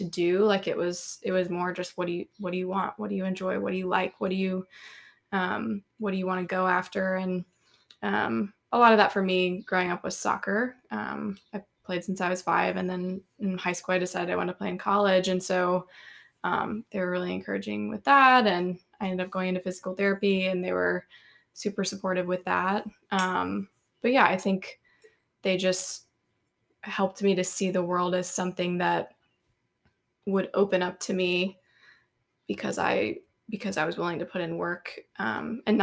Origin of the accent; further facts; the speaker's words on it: Franklin, Tennessee, United States; I am from Franklin, Tennessee, born and raised, grew up kind of in the same house from the time I was born to the time